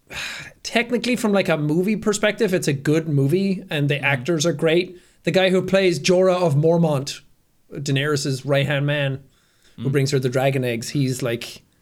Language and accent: English; Ireland; I grew up in Ireland.